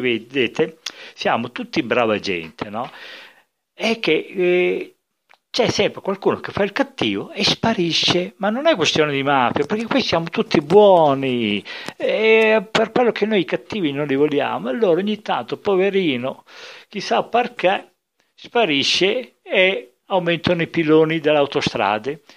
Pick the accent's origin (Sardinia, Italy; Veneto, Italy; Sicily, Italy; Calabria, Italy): Sicily, Italy; Enna; io sono di Enna, qui proprio nel centro della Sicilia